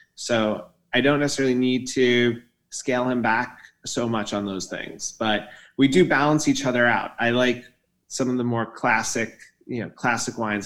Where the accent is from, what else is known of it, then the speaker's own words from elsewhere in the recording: New York City, New York, United States; I grew up in New York City and went to NYU